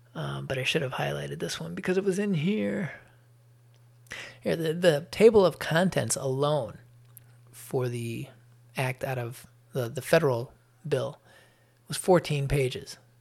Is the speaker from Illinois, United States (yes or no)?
yes; Chicago, Illinois, United States; also born or lived in Atlanta suburbs, Georgia; now in Atlanta, United States; I was born in Chicago. I'm now living in the lovely state of Georgia in the north, uh, eastern suburbs of Atlanta